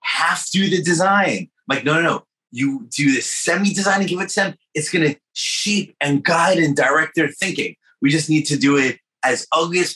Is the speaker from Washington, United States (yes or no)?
no; New York, United States; I'm from New York